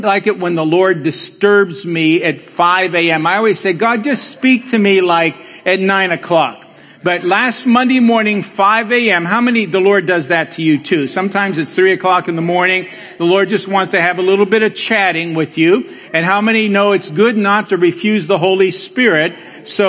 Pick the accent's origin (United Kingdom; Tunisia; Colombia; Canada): Colombia; now in Cleveland, United States; as we say in Colombia